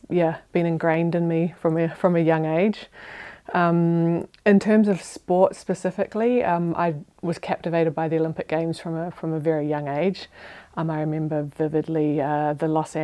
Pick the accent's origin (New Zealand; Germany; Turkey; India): New Zealand; South Island; moved away as an adult; now in Switzerland; I grew up on a farm in New Zealand, which it's a little bit of a cliche, but as a Kiwi kid